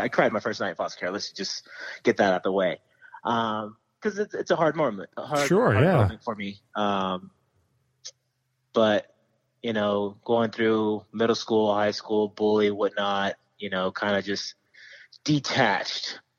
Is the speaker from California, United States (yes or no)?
yes; Stockton, California, United States; I grew up in Stockton, California